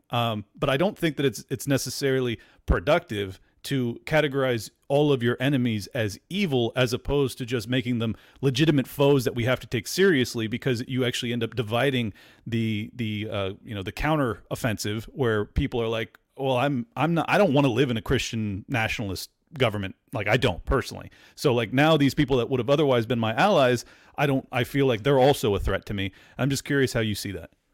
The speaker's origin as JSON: {"language": "English", "region": "California", "country": "United States", "tie": "born or raised there", "moved": "yes", "lives_now": "Florida, United States", "said": "born and raised in California and moved to Florida"}